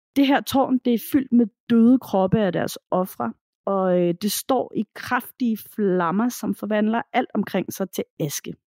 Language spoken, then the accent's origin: Danish; Denmark; hjemme i Danmark